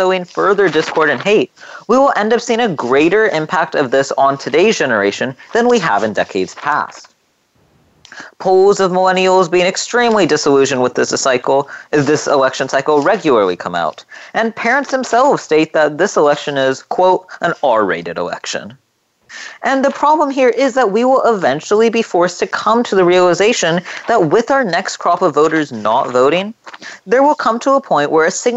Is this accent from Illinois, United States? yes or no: no; California, United States; here in my home state of California